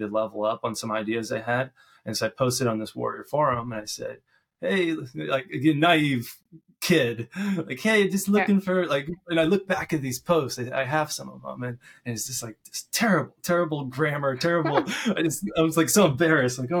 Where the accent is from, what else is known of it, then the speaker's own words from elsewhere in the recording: Lincoln, Nebraska, United States; I moved back to my hometown, Nebraska, Lincoln, Nebraska.